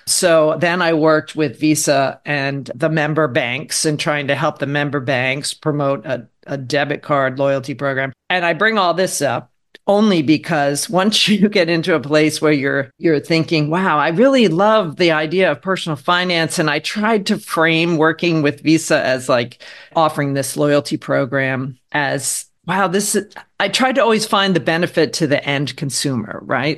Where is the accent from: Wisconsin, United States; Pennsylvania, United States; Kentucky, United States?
Pennsylvania, United States; Harrisburg; moved away as an adult; also born or lived in Philadelphia / New York City; I grew up in Pennsylvania.